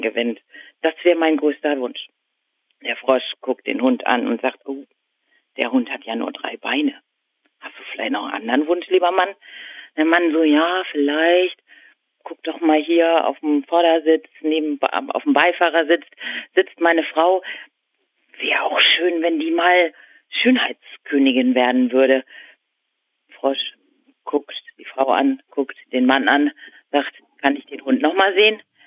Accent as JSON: {"language": "German", "town": "Husum", "region": "Schleswig-Holstein", "country": "Germany", "tie": "born or raised there", "said": "aus Nordfriesland, wo ich herkomme, da schneit es normalerweise nicht so viel"}